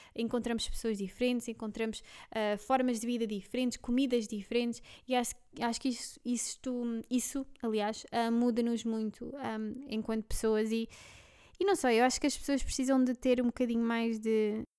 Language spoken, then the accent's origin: Portuguese; Belgium; Portuguese is a second language; now in Lisbon area, Portugal; nasci na Bélgica, e um, pronto, há uns anos vim cá morar para Portugal. Um, se eu der aqui alguns erros no, no, português, já sabem o porquê